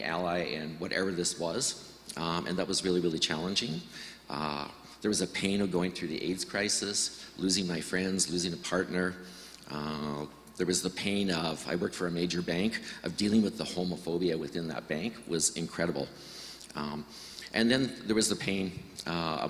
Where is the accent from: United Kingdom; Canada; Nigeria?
Canada; Estevan, Saskatchewan; moved away; I'm from Saskatchewan, grew up in a very loving but alcoholic family. Left Estevan as quickly as I could